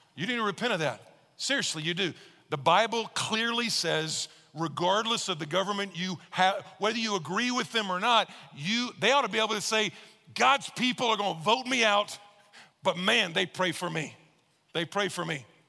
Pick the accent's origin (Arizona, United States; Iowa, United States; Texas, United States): Texas, United States; I'm from Texas